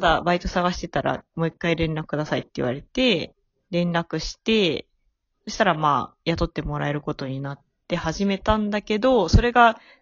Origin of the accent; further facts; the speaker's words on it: Japan; moved away as an adult; now in Tokyo, Japan; 私もね、地元は東京じゃなくて、あの、地方なんですけど